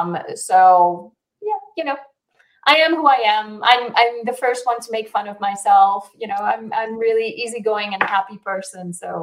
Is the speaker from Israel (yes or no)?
yes; Israel; also born or lived in South Africa / Argentina / United States; back in the day in 1978, I was born in Israel, raised somewhat in Israel, South Africa, Argentina, the U.S., moved back to Israel